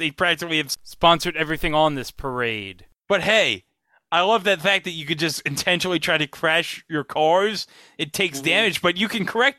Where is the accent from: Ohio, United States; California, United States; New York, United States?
New York, United States; Long Island; No, I'm from Long Island. I don't live in New Jersey.